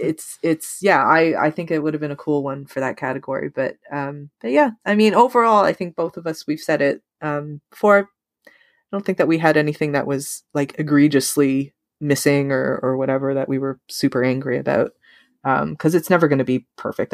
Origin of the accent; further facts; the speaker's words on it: Canada; we're Canadian